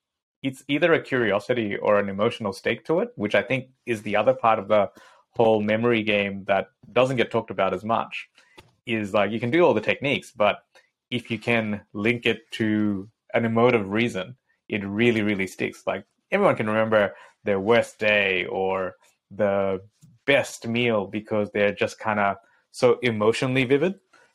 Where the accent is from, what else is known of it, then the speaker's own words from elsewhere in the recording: Bangladesh; I grew up in Bangladesh in the tea gardens of Lipton, right?